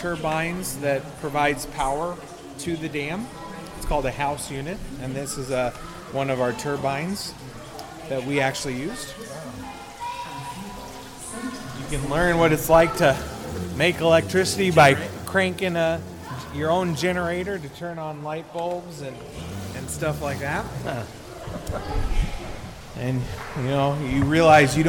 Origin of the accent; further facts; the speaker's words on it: Oregon, United States; moved away; I'm from Oregon